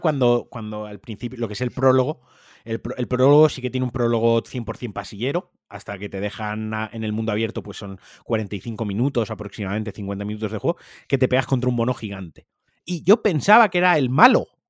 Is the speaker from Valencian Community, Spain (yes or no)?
yes; Valencian Community, Spain; en mi caso, valenciano parlante